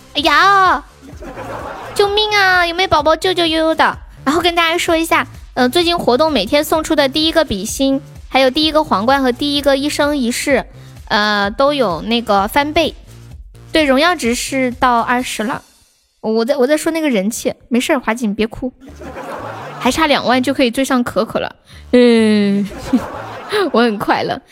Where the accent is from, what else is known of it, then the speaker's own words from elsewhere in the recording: Sichuan, China; accent: Sichuanese; 我们四川话讲花就是 H 会发那个 F 的音